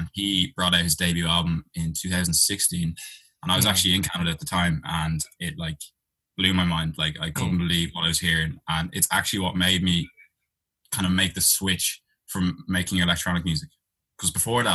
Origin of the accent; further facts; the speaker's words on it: Dublin, Leinster, Ireland; accent: Irish; also born or lived in London; I'm from Dublin, Ireland.